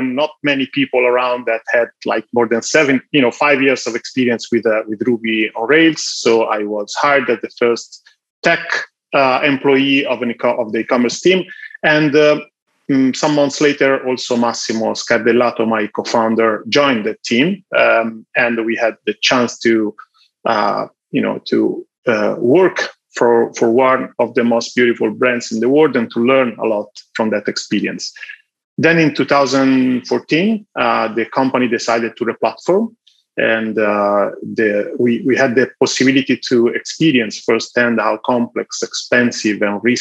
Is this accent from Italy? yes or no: yes; Florence, Tuscany, Italy; So I'm Italian. I was born in Florence and I graduated in Florence